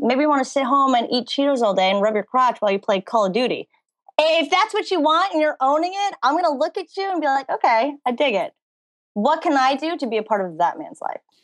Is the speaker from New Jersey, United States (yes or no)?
yes; New Jersey, United States; now in Hollywood, United States; I was born and raised in New Jersey. I now live in Hollywood, California